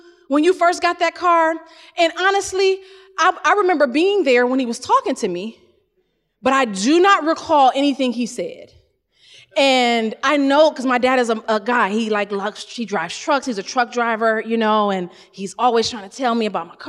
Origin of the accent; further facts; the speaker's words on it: Ohio, United States; I'm from Ohio